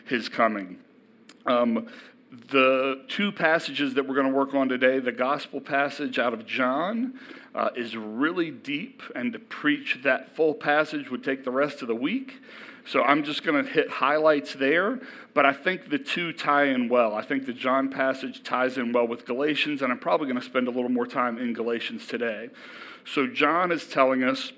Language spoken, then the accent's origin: English; Elkton, Virginia, United States; I grew up in Elkton, so I'm a true local